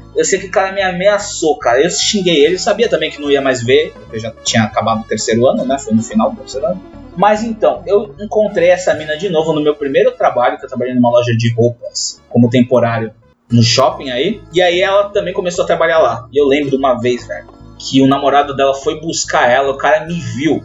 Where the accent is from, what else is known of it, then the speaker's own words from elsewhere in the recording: Santos, São Paulo, Brazil; nós somos de Santos, somos Caiçara